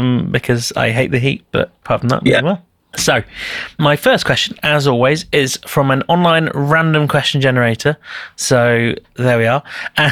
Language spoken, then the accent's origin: English; Leeds, Yorkshire and the Humber, United Kingdom; Leeds where I grew up.